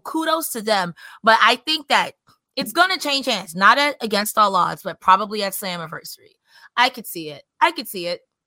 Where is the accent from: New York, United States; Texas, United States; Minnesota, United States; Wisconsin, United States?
New York, United States; I'm from New York